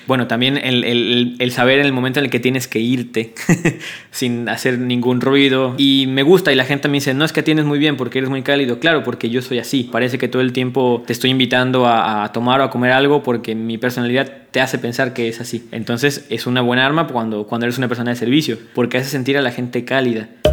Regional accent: Mexico; now in Buenos Aires, Argentina; como mexicanos comemos

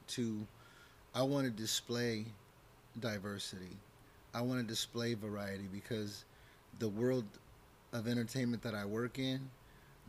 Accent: California, United States; now in Arizona, United States; I grew up in projects in California

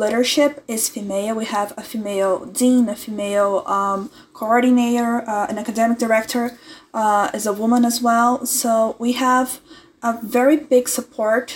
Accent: Brazil; I'm 20 years old, I'm from Brazil

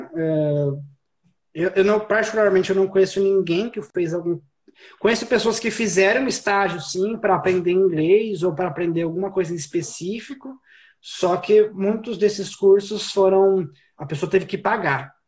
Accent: Brazil; moved away as an adult; now in Canada; eu só saí do Brasil para países que falavam espanhol

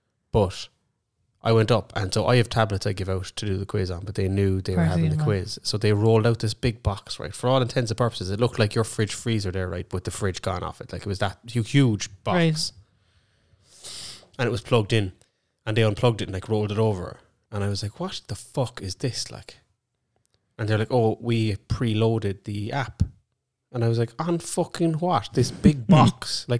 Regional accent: Ireland; I'm Irish, so if I see him now, he better say hello to me.

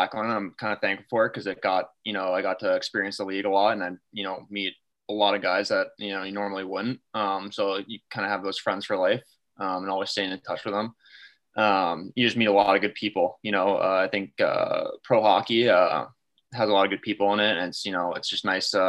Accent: Andover, Massachusetts, United States; I'm from Andover, Mass. Just kind of grew up playing in, you know, the Massachusetts area

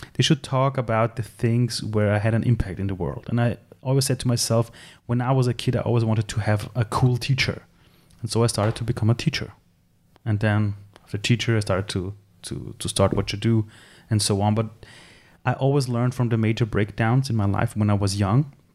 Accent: Tehran, Tehran Province, Iran; now in Austria; I'm from Iran. I was born in Tehran. I came to Austria as a refugee

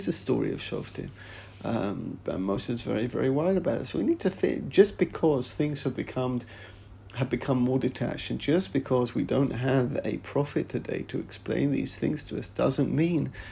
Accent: England, United Kingdom; now in Israel; growing up in England.

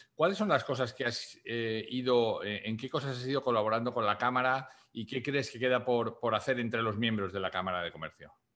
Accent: Spain; now in United States; mi país de origen de España

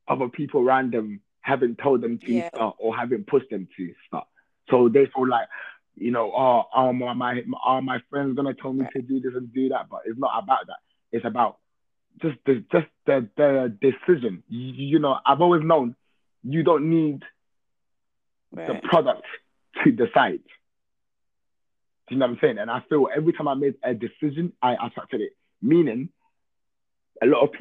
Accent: London, United Kingdom; born and raised in East London, Hackney

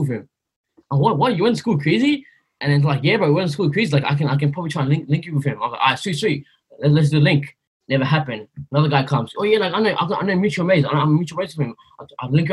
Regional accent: Sydney, New South Wales, Australia; also born or lived in Blacktown / Burma; growing up in Greenacre, in kindergarten, like, I didn't even know how to pronounce my own name

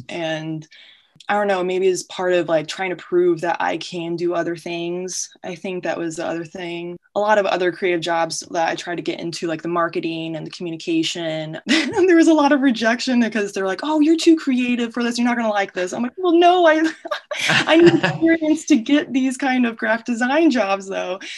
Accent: Peoria, Illinois, United States; also born or lived in Quad Cities; born and raised in Peoria, Illinois

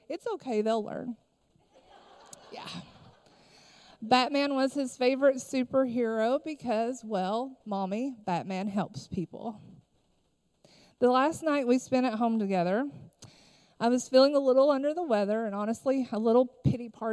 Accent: Harlan County, Kentucky, United States; I am originally from Harlan County, Kentucky

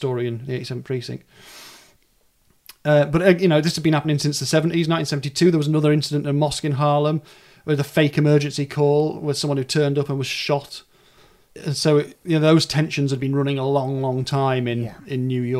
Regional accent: the north of England, United Kingdom; accent: sort of north of England; my accent, which is a sort of north of England accent.

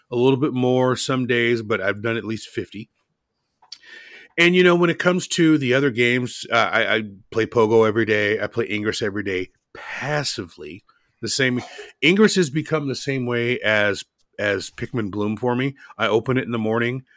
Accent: Portland, United States; My hometown is Portland.

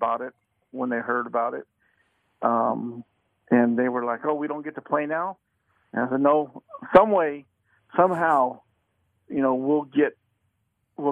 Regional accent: Las Vegas, Nevada, United States; I was born and raised here in Las Vegas

